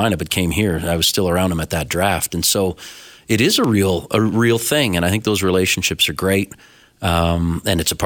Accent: Owen Sound, Ontario, Canada; now in Calgary, Canada; I have some friends who I grew up with back in Ontario

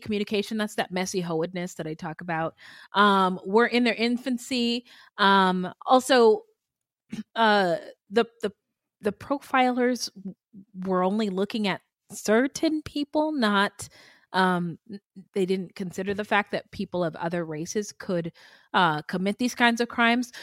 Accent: San Jose, California, United States; I was born and raised in San Jose

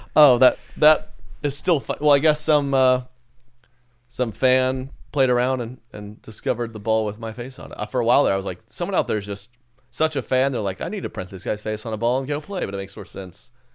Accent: Oklahoma, United States; I grew up one in Oklahoma.

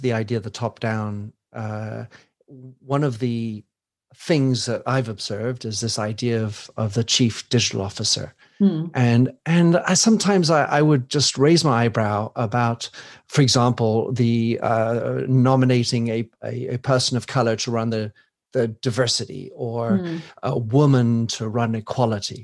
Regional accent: United States; moved away; I come from the United States

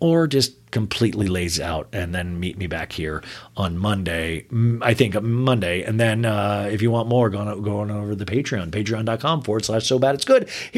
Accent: Olathe, Kansas, United States; I grew up with it in Olathe, Kansas, and I would rush home and watch it every night

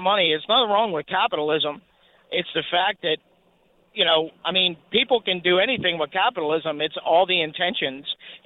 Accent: Baltimore, Maryland, United States; I grew up in Baltimore

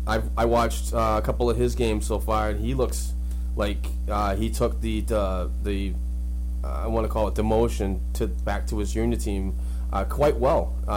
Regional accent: Boston, Massachusetts, United States; accent: Boston; I'm bad talking regular English with my Boston accent

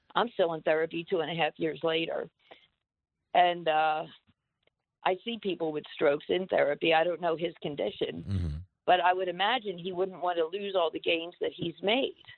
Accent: Lower Delaware County, Pennsylvania, United States; now in Reading, United States; I'm actually from Lower Delco.

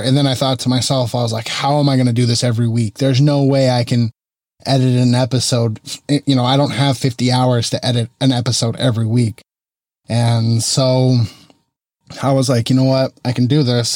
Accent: Arizona, United States; moved away as an adult; now in Central California, United States; Not originally from California. I moved here in two thousand twelve, and I'm originally from Arizona.

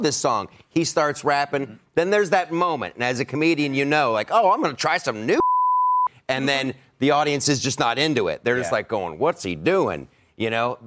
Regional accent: Ohio, United States; I grew up in Ohio

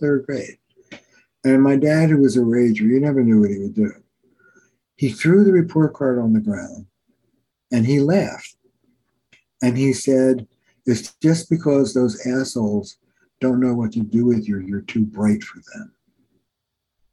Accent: New Jersey, United States; also born or lived in New York; now in Boston, United States; I'm from Jersey, but I live in Boston

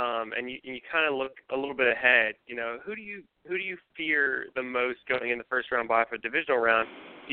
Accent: State College, Pennsylvania, United States; also born or lived in Hawaii; now in California, United States; I grew up around State College.

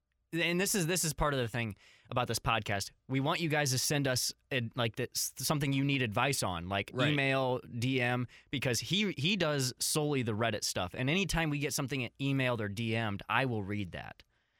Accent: Illinois, United States; Brother, I'm from Southern Illinois.

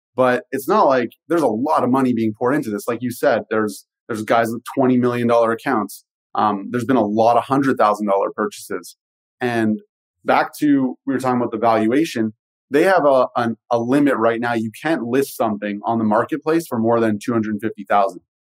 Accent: Canada; i am Canadian

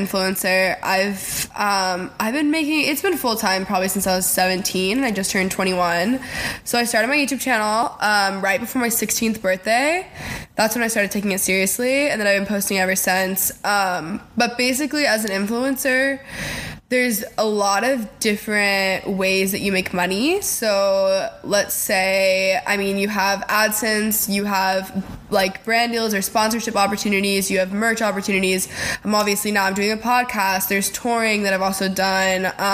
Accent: McKinney, Texas, United States; now in Los Angeles, United States; I'm from Texas, and I love being from Texas, Dallas, Texas, McKinney, Texas, to be exact.

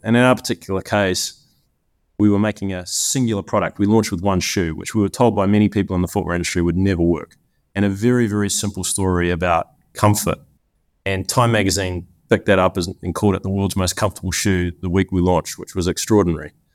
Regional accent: New Zealand; moved away as an adult; also born or lived in Cincinnati; I grew up in New Zealand, the land of lots of sheep

